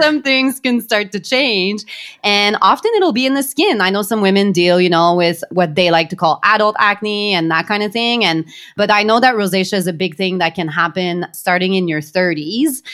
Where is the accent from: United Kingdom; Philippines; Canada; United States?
Canada; we are Canadian